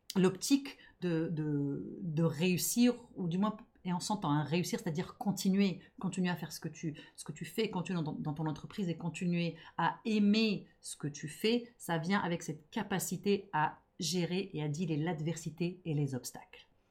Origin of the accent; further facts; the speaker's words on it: Montreal, Quebec, Canada; je suis montréalaise, donc je suis franglophone